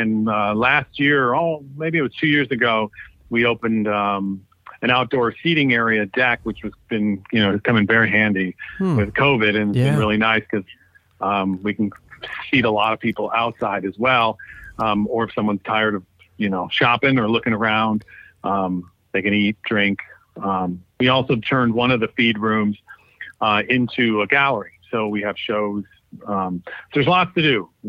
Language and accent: English; Detroit, Michigan, United States; born there; also born or lived in New York / Los Angeles / Washington, District of Columbia, United States; And then I was born in Detroit, lived in many places, New York, LA, DC.